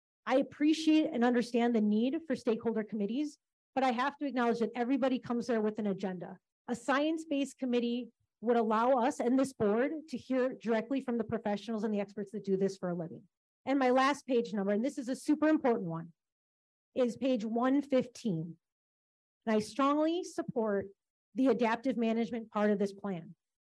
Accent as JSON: {"language": "English", "region": "Wisconsin", "country": "United States", "said": "I'm from Western Waukesha County. I live in the town of Ottawa."}